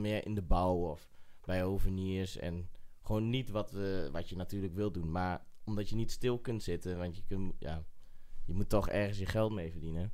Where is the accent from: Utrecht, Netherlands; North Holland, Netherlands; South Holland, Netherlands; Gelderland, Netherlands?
Gelderland, Netherlands; Eibergen; Ik kom uit Eibergen